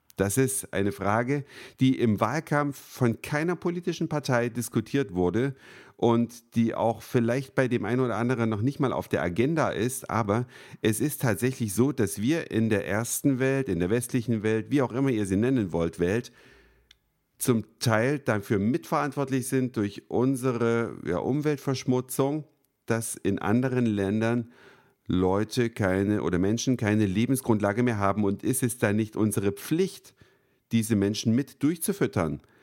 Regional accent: Germany; wir als Deutsche

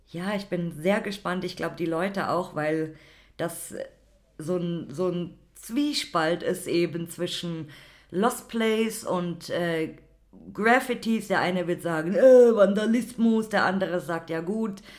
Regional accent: Berlin, Germany; ja, aber wir kommen gar nicht aus Hamburg, wir sind aus Berlin.

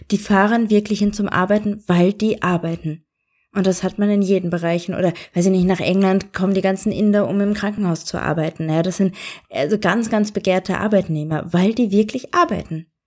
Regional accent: Germany; now in Austria; es fällt ja schon mir auf als Deutsche in Österreich, dass es da äh, kleine Kulturunterschiede gibt.

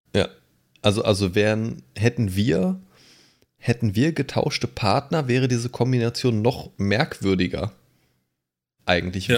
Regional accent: Lower Saxony, Germany; moved away as an adult; Ich bin ja 2013 hierher gezogen aus einem anderen Bundesland. Ich komme ja ursprünglich aus Niedersachsen

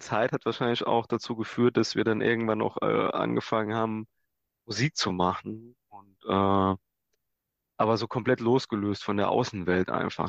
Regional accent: Saarland / Gimbweiler, Germany; wir kommen ja aus dem Saarland und Kimperler ist der erste Ort in Rheinland-Pfalz. Das heißt, also die Schule haben wir weiter im Saarland besucht

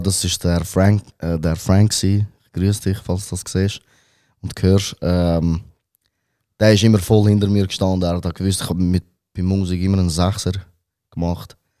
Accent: Wetzikon, Zurich, Switzerland; first language Albanian; Ich bin in Robenhausen aufgewachsen

